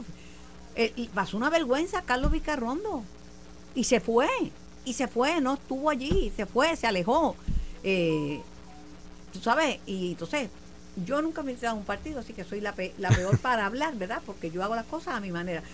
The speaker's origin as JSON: {"language": "Spanish", "town": "Mayagüez", "country": "Puerto Rico", "tie": "born or raised there", "said": "De la Santa Patrona de mi pueblo Mayagüez. Y el, domingo es el día de los mayagüezanos nacentes."}